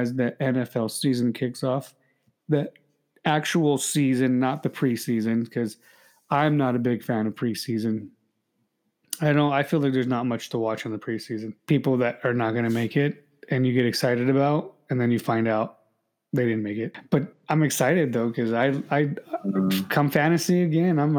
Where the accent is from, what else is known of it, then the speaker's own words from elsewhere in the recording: California, United States; I'm a Californian